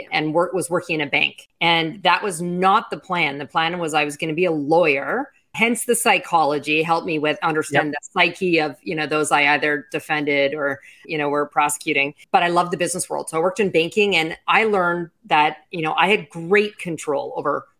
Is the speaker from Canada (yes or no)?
yes; Canada; now in Miami, United States; as a Canadian